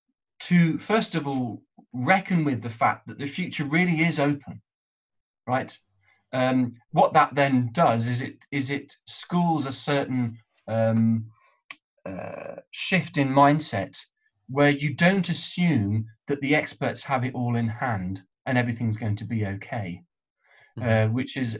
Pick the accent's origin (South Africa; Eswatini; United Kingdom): United Kingdom; also born or lived in North West England; as a Brit